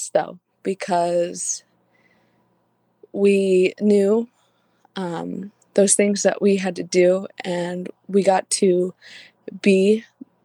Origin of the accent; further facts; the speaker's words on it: Oakridge, Oregon, United States; I've lived in Oakridge basically most of my life, except for whenever I went over to college and whenever I was my mission.